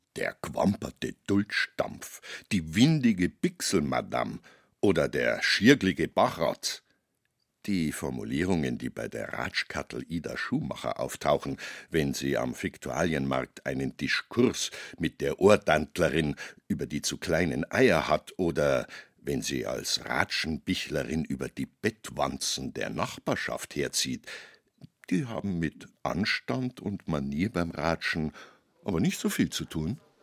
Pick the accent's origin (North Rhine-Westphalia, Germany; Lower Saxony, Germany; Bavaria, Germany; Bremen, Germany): Bavaria, Germany; wir Bayern